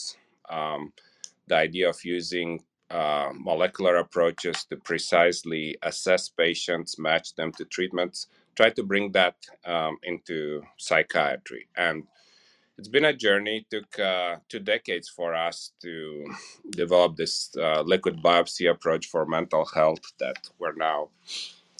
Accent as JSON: {"language": "English", "country": "Romania", "tie": "born or raised there", "also_born_or_lived": "California", "moved": "as an adult", "lives_now": "Indiana, United States", "said": "I grew up in Romania and Eastern Europe."}